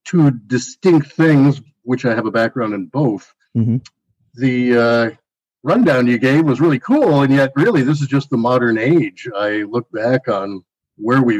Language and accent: English; Silicon Valley, California, United States; I grew up in Silicon Valley